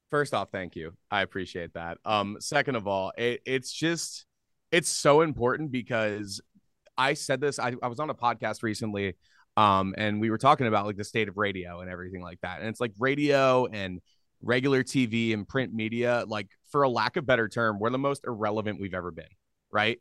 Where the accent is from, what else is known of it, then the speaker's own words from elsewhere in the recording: Philadelphia, Pennsylvania, United States; now in Minnesota, United States; I grew up in Philadelphia area